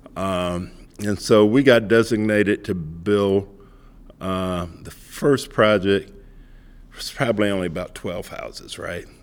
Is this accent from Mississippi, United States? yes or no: yes; Mississippi, United States; I grew up in Mississippi